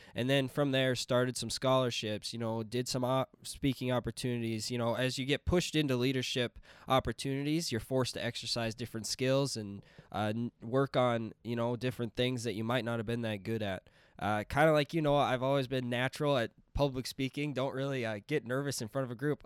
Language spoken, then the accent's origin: English; Princeton, Minnesota, United States; I'm from Princeton, Minnesota